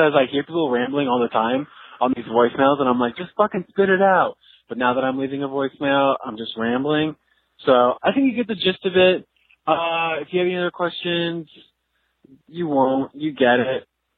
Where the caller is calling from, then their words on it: San Diego, California, United States; I'm calling from San Diego.